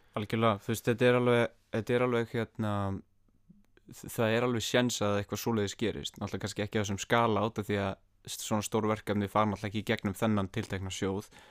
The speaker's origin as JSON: {"language": "Icelandic", "country": "Iceland", "said": "ég er bara frá Íslandi"}